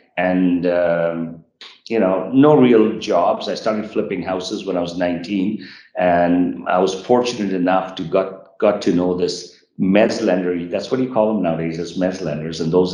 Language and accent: English; Japan; born there; So I was born in Japan.